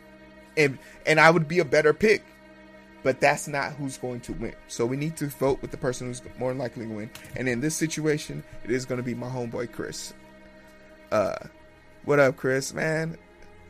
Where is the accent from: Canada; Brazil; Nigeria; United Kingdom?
Nigeria; now in United States; I was born in Nigeria